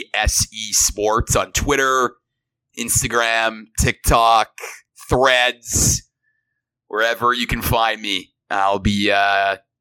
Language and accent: English; Toronto, Ontario, Canada; I'm from Toronto